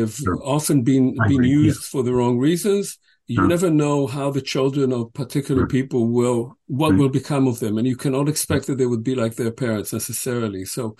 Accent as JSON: {"language": "English", "country": "Israel", "tie": "born or raised there", "moved": "yes", "lives_now": "United States", "said": "I'm an Israeli. I was born in Israel. I was raised in Israel. I have many friends in Israel, family in Israel."}